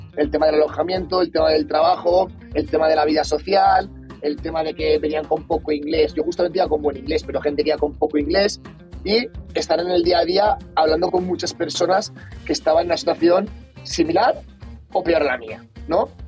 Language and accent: Spanish; Valencia, Valencian Community, Spain; moved away as an adult; also born or lived in Australia; soy de Valencia, una ciudad, la tercera ciudad más grande de España